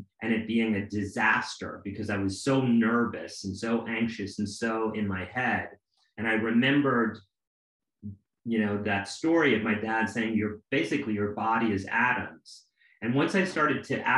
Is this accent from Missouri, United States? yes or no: no; New York City, New York, United States; growing up in Alphabet City in New York